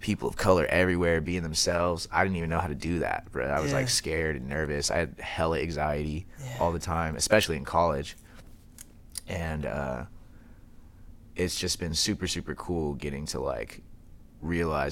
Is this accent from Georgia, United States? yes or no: no; Tri-Cities, Washington, United States; moved away as an adult; also born or lived in Tacoma, Washington; now in Seattle, United States; I grew up in Tri-Cities, and I graduated high school